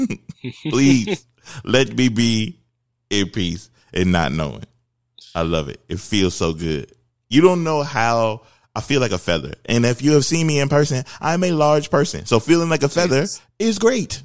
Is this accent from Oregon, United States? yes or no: no; Philadelphia, Pennsylvania, United States; I grew up in Philadelphia